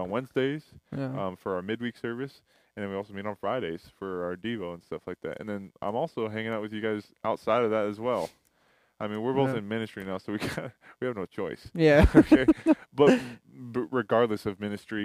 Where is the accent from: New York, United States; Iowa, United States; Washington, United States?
Washington, United States; Burien; moved away as an adult; now in Antelope Valley, United States; I'm originally from Seattle, Washington, or Berrien, which is right underneath Seattle. It's a small little town beneath Seattle. But I went to high school there, and then I moved here for college